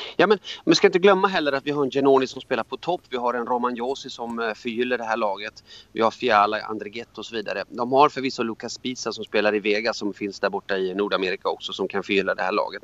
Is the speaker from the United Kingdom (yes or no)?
no; Hamina, Kymenlaakso, Finland; now in Sweden; Jag är född i Hamina i, Mar- eh, i Fredrikshamn